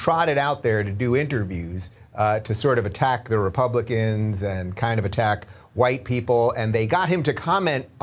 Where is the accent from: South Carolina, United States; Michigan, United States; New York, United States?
New York, United States; Long Island; I'm from Long Island.